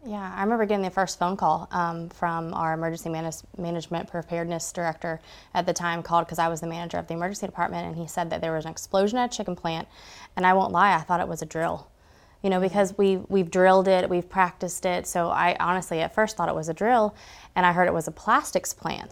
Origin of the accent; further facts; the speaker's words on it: Georgia, United States; also born or lived in Dahlonega / Gainesville / Suwanee; I grew up in Georgia.